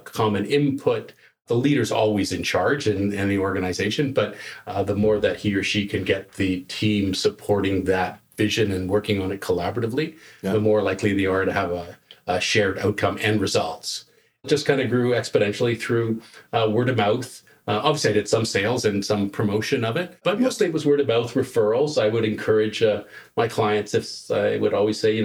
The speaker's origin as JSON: {"language": "English", "town": "Toronto", "region": "Ontario", "country": "Canada", "tie": "born or raised there", "also_born_or_lived": "Sault Ste. Marie, Ontario", "moved": "as an adult", "lives_now": "Kelowna, Canada", "said": "we were originally in Toronto. I grew up, I was born in the Sault Ste. Marie, but originally spent most of my time and life in Toronto"}